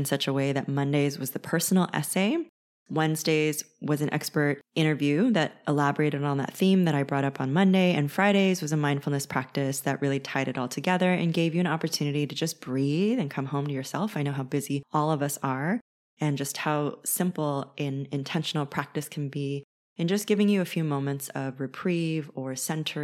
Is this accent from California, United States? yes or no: yes; California, United States; I was raised in California.